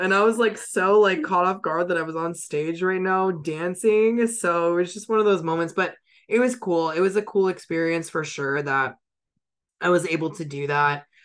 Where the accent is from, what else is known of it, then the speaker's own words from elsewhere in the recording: San Diego, California, United States; I'm from San Diego.